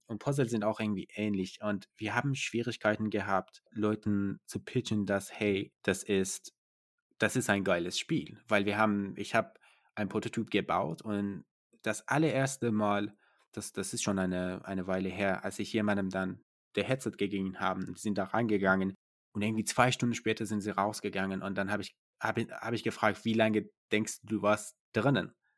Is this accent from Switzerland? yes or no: no; Iran; now in Germany; Ich komme aus dem Iran